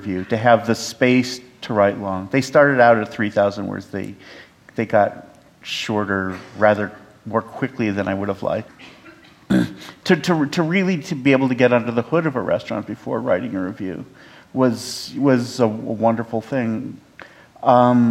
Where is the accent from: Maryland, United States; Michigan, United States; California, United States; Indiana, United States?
California, United States; I'm from California